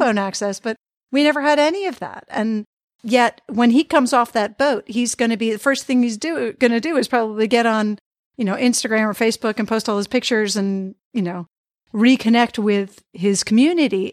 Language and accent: English; Boston, Massachusetts, United States; I grew up in the Boston area